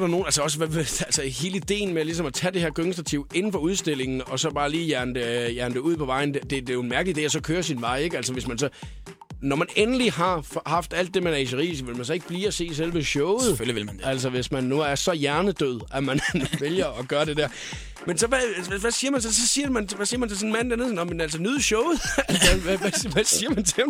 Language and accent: Danish; Skalkendrup, Southern Denmark, Denmark; der, hvor jeg kommer fra, ikke, altså, øh, ude fra Skalkendrup